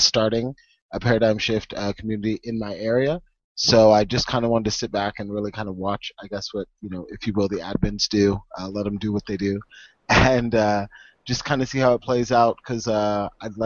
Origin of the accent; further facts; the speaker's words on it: Maryland, United States; I'm from Maryland.